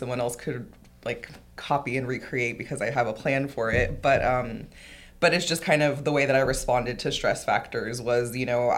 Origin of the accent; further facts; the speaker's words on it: Southern California, United States; moved away as an adult; now in Salem, United States; I'm originally from Southern California